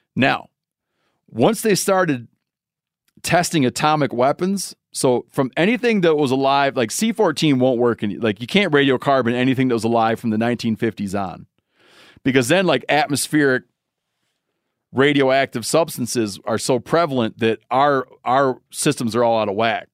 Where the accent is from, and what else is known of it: Michigan, United States; born or raised there